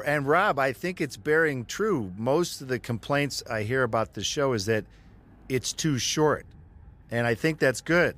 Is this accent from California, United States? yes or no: no; Michigan, United States; We're all from Michigan.